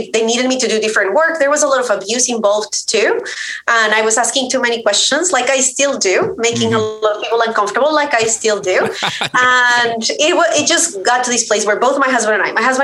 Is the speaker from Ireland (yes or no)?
no; Colombia; moved away as an adult; I grew up in Colombia. I am Colombian. So I grew up there, was raised there. I moved after I finished college